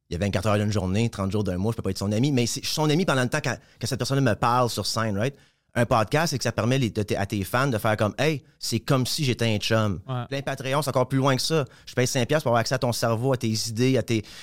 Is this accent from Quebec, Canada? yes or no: no; Hawkesbury, Ontario, Canada; also born or lived in Montreal / Ottawa; moi, c'est Hawkesbury, en Ontario.